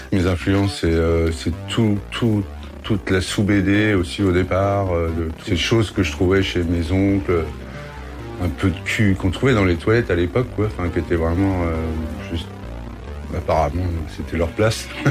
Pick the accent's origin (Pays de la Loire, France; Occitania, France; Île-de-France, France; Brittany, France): Pays de la Loire, France; Le Mans; moved away as an adult; also born or lived in Paris; now in Bordeaux, France; moi je suis originaire du Mans